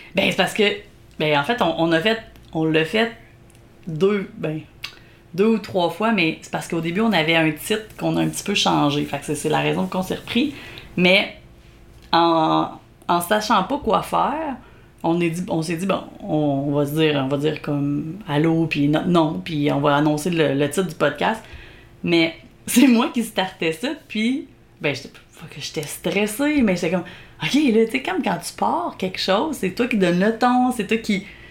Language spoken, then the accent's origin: French; Beauce, Quebec, Canada; accent: Beauceron; moved away as an adult; also born or lived in Montreal; mon accent beauceron